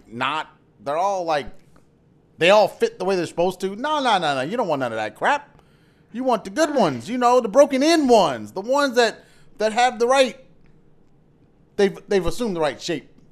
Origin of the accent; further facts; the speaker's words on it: United States; we're, we're American